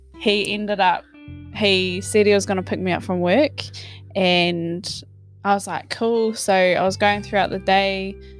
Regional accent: Hamilton, Waikato, New Zealand; moved away as an adult; also born or lived in Wellington, New Zealand; now in Australia; I was born in Wellington, New Zealand grew up in Hamilton and stayed there until I moved here in about oh about four years ago

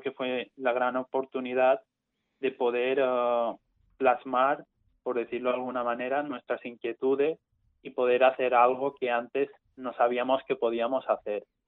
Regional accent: Mallorca, Balearic Islands, Spain; yo soy estudiante de la UIF porque soy de Mallorca

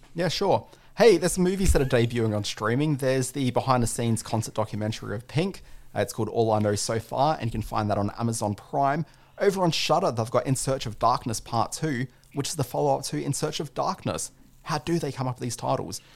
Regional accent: Brisbane, Queensland, Australia; I'm from Brisbane

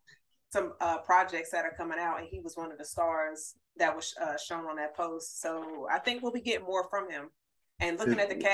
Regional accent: North Carolina, United States; so that's my home state.

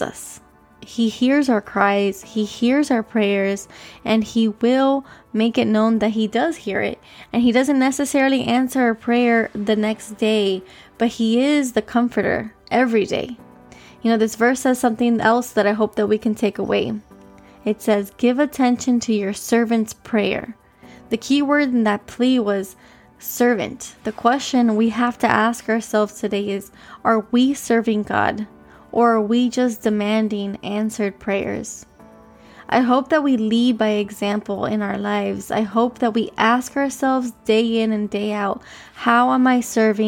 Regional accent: Miami, Florida, United States; I was born here in Miami, Florida

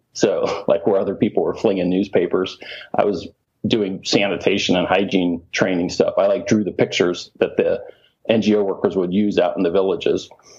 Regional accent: Mali; also born or lived in Indiana; I was born in Indiana, but my parents did mission work in Mali, West Africa. So I actually grew up in Africa.

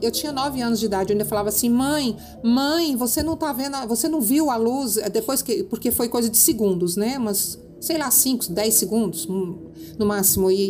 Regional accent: Uberlândia, Minas Gerais, Brazil; born there; Minha família é de Minas, nasci em, em Uberlândia, inclusive.

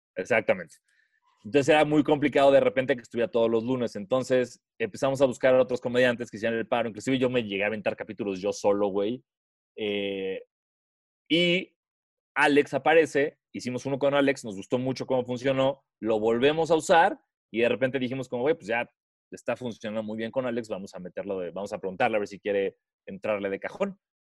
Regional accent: Mexico; De México

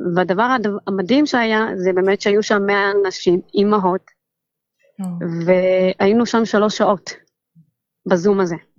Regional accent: Ramla, Central District, Israel; now in Yavne, Israel; אני מרמלה

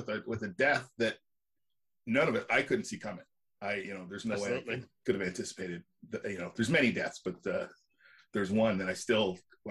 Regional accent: Canada; But I'm Canadian, so I'm going to say sorry a lot.

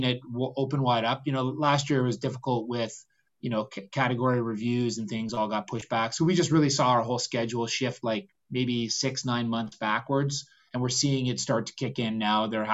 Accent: Canada; we're very Canadian that way

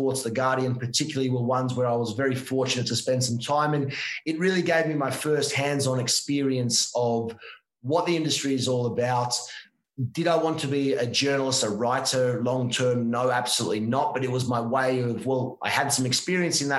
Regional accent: Victoria, Australia; moved away as an adult; also born or lived in Ivanhoe; now in Italy; I was born in Australia

